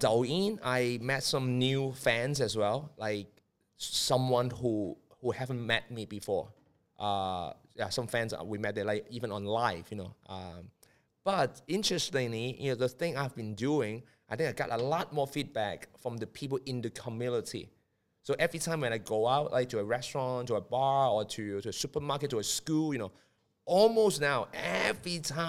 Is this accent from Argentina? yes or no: no; Hong Kong; So I'm Chinese, I'm from Hong Kong.